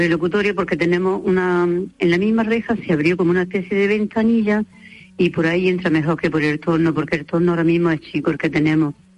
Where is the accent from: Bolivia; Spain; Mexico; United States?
Spain; las dos que somos españolas